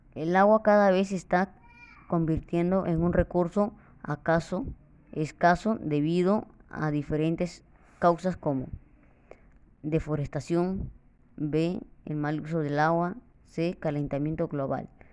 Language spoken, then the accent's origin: Spanish; Callao, Peru; soy alumno de la Escuela Los Jazmines 5126, Lima Callao, y estoy orgulloso de ser peruano